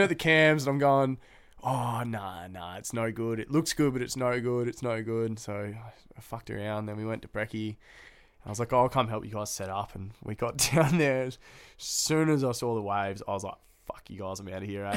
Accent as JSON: {"language": "English", "town": "Noosa", "region": "Queensland", "country": "Australia", "tie": "born or raised there", "moved": "yes", "lives_now": "Newcastle, Australia", "said": "I grew up in Noosa, it's a pretty small town"}